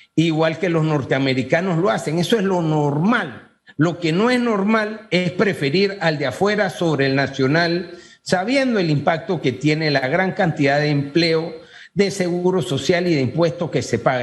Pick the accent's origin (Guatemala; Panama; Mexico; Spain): Panama; como panameños aquí